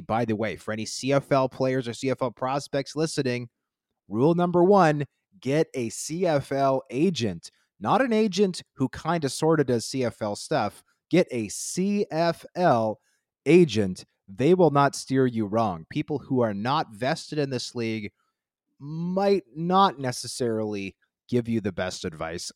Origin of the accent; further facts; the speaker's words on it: Canada; our population as a country, is already much smaller than the American talent pool